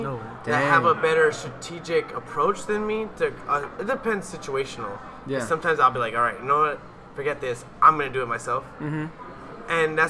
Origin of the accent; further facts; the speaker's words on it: Whittier, California, United States; now in Sacramento, United States; I am originally from Whittier 562. You know, if you know in LA, then you already know. Here in my senior year in Sacramento State